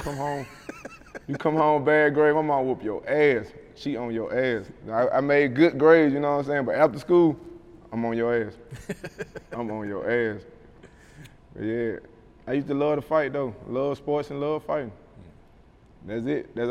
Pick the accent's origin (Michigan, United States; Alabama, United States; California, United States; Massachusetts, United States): Alabama, United States; Mobile; I love my hometown